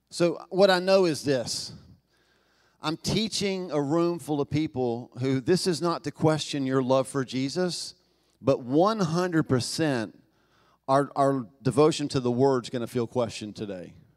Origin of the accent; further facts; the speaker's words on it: Knoxville, Tennessee, United States; accent: Southern; moved away; I was born in Southern America, I was born in Knoxville, Tennessee